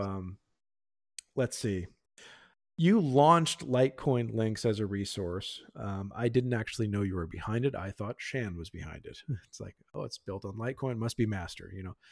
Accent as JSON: {"language": "English", "region": "Pennsylvania", "country": "United States", "tie": "born or raised there", "moved": "yes", "lives_now": "Texas, United States", "said": "I grew up in Pennsylvania, and actually, I'm here in Texas"}